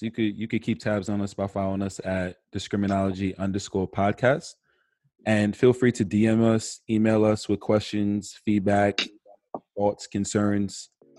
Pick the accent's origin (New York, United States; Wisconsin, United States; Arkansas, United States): New York, United States; Farmingdale; I'm a 24-year-old Black male from Farmingdale, New York.